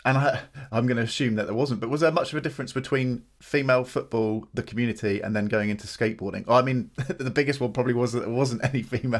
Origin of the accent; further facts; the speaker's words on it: United Kingdom; Something for being British and travelling a lot